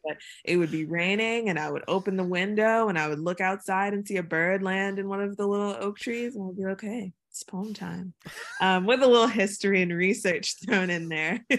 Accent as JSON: {"language": "English", "town": "Chesapeake", "region": "Virginia", "country": "United States", "also_born_or_lived": "Atlanta / London", "moved": "as an adult", "said": "I'm from Chesapeake, Virginia, and, like, the rural part of Chesapeake, Virginia, where, you know, deer run across the road"}